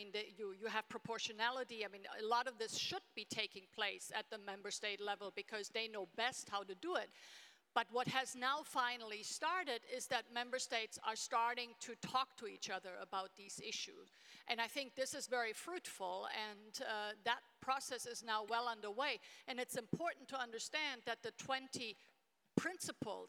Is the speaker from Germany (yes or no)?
yes; Germany; I grew up in Germany in a small town in the 1970s